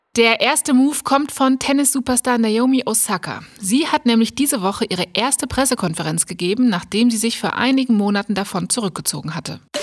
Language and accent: German; Germany; bei uns in Deutschland